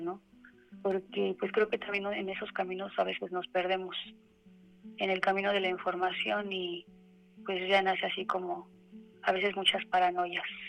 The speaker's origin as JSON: {"language": "Spanish", "country": "Mexico", "said": "soy mexicana"}